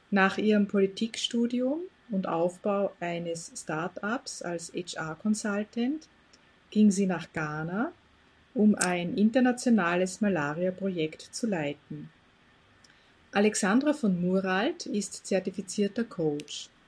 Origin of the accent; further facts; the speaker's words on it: Austria; ich selbst bin aus Österreich